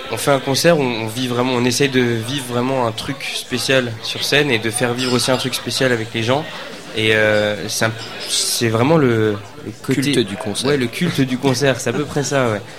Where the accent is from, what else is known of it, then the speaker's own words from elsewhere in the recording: France; parce qu'on chante en anglais et qu'on est français